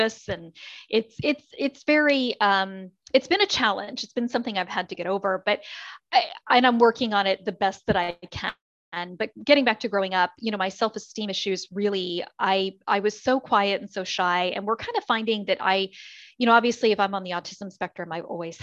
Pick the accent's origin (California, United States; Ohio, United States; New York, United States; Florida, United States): Florida, United States; originally Maryland; also born or lived in Harford County, Maryland; I'm originally from Maryland, the Harford County area. My family had decided to move to Florida. They relocated when I was only 12. So I do consider myself a native Floridian